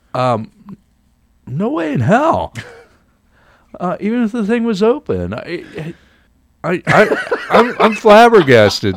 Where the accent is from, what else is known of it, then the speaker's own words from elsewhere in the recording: United States; now in Canada; I come from the United States